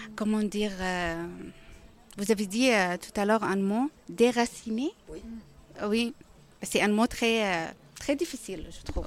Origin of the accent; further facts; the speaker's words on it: Syria; first language Arabic; French is a second language; moved away as an adult; now in Rennes, France; Syrie, je viens de Syrie